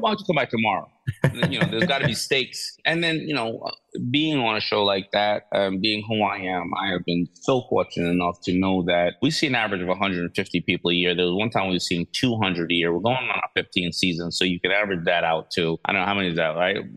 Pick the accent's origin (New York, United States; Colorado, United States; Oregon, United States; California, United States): New York, United States; New York City; Basically, you know, kid growing up in New York City, loving fashion, loving hip hop, you know, raised by a single mother